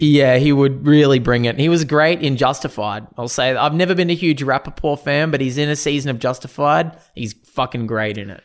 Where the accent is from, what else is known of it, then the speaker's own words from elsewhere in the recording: Australia; Proud Australian. We're both proud Australians